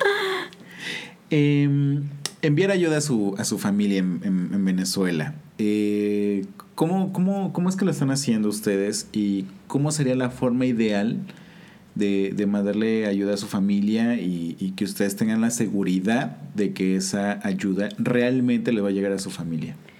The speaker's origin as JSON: {"language": "Spanish", "country": "Mexico", "said": "Nosotros como mexicanos"}